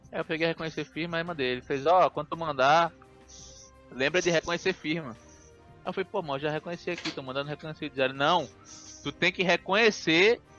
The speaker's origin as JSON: {"language": "Portuguese", "town": "Recife", "region": "Pernambuco", "country": "Brazil", "moved": "yes", "said": "Porque eu me mudei de Recife, eu saí de casa, então, porra."}